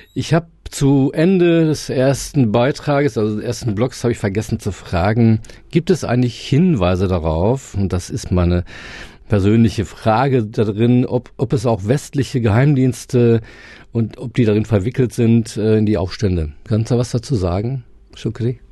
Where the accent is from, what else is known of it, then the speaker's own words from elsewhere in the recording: Germany; uns als Deutsche oder Europäer